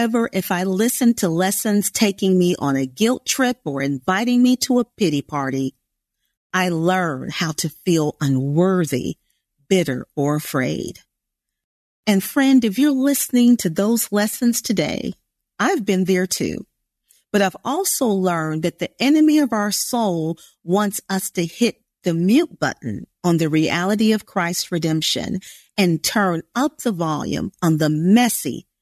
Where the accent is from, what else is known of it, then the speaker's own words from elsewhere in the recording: Indiana, United States; there really wasn't much need for Portuguese in Indiana, where I grew up